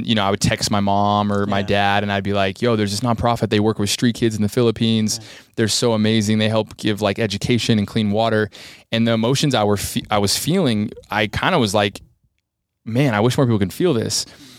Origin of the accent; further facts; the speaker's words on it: United States; and for me being 19 American kid, I was like, whoa, this is really hard.